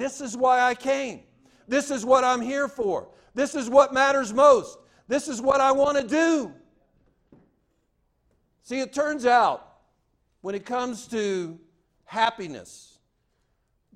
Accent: the South, United States; I'm from the South

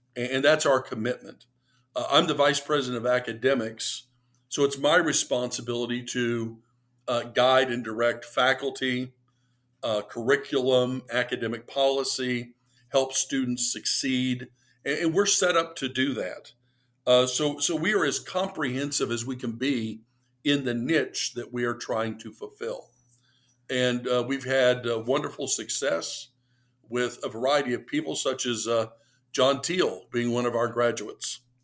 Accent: Lexington, Kentucky, United States; I grew up in Lexington, Kentucky

